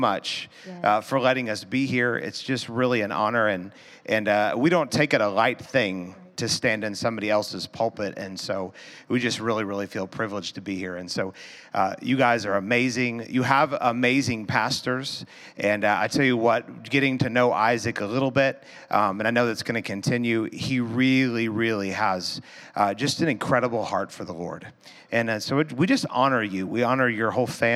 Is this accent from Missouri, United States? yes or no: yes; Missouri, United States; We're from Missouri